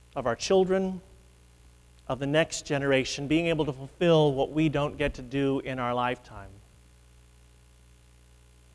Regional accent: Midwest, United States; moved away as an adult; now in New England, United States; a Midwesterner who has lived in New England for 25 years

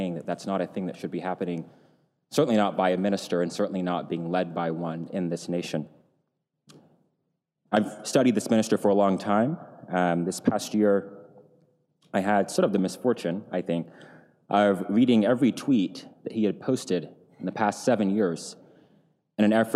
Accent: Tennessee, United States; moved away; Tennessee, my home state.

